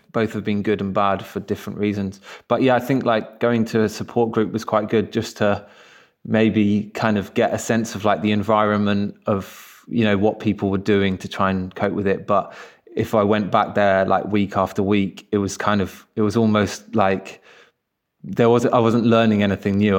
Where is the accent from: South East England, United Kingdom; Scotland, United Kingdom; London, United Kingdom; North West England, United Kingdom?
London, United Kingdom; also born or lived in Crystal Palace, London; I grew up in Kensal Rise, although now I'm live in Crystal Palace